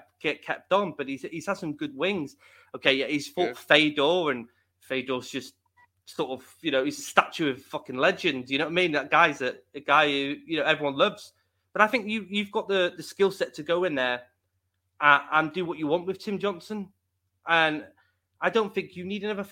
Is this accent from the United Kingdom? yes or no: yes; United Kingdom